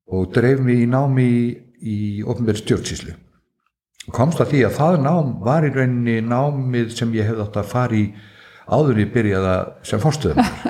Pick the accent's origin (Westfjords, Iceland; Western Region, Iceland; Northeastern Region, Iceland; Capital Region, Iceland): Northeastern Region, Iceland; Svalbarðsströnd; also born or lived in Akureyri; ég er alveg upp út á Svalbaströnd á bæ sem heitir Sunnulíð